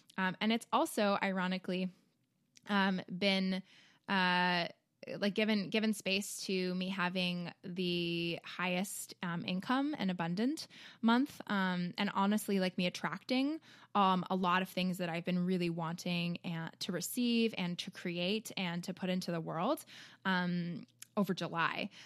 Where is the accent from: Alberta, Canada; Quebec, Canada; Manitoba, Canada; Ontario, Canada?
Ontario, Canada; Toronto; moved away; also born or lived in Chicago; I grew up in Toronto